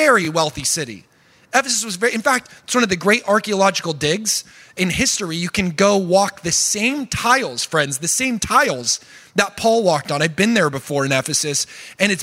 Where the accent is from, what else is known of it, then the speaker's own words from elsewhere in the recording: Oregon, United States; I'm from Oregon